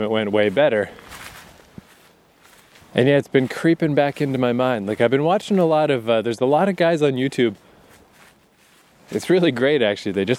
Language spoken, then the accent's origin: English; east coast of Canada, Atlantic Canada, Canada; I've been stuck in the east coast of Canada so long.